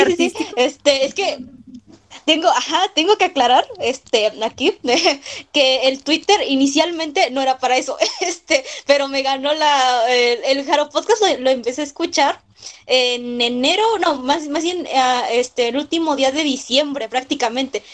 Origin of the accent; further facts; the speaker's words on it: Mexico City, Mexico; soy de la Ciudad de México